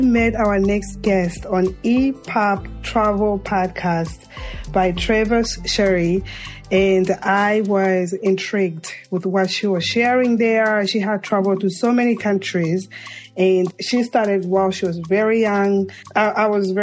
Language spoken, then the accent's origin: English; Zambia; now in United States; the rural Zambia, my home country